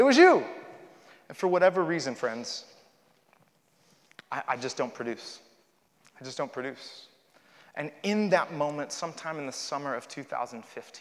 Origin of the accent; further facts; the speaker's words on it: Miami, Florida, United States; I was born in Miami, Florida